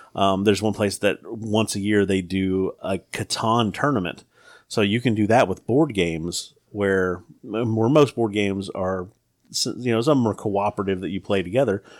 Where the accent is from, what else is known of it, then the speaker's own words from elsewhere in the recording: the South, United States; Growing up in the South